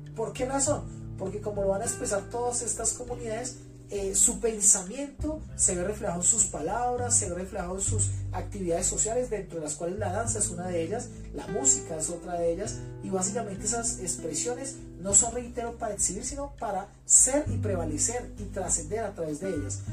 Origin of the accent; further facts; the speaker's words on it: Bogotá, Colombia; now in Facatativá, Colombia; habito en el municipio de Facatativá, soy bogotano